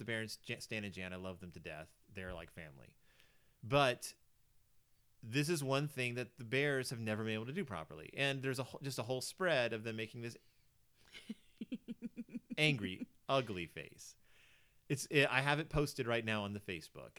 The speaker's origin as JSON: {"language": "English", "town": "Houston", "region": "Texas", "country": "United States", "moved": "yes", "lives_now": "Minnesota, United States", "said": "I'm from Texas and we have a lot of mosquitoes because I'm from Houston."}